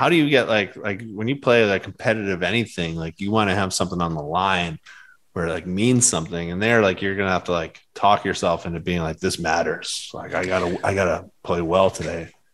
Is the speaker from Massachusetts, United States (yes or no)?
yes; Boston, Massachusetts, United States; moved away; I grew up in Boston